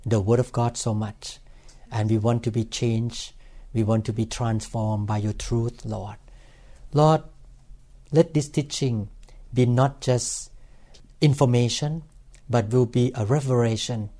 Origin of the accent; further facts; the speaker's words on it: Thailand; English is a second language; now in United States; I used to come into this country with my green card and Thai passport